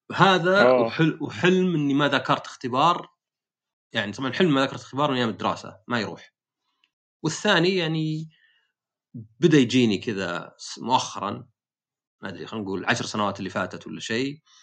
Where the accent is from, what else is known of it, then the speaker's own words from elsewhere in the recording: Saudi Arabia; also born or lived in United States / Eastern Province, Saudi Arabia; عندنا في السعوديه